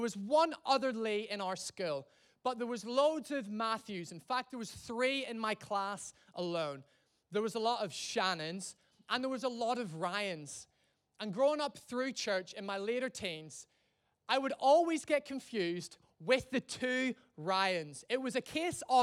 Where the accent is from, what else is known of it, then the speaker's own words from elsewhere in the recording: Ireland; now in England, United Kingdom; I'm from Ireland.